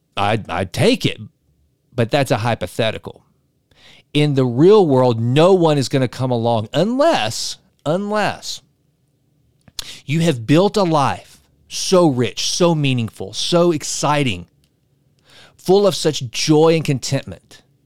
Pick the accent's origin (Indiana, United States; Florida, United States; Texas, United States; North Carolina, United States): Texas, United States; East; I'm from East Texas. We know oil.